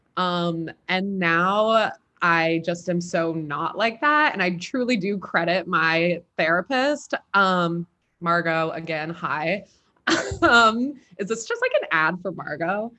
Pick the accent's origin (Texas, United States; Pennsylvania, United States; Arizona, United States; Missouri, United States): Pennsylvania, United States; Philadelphia; moved away; I'm from Philly originally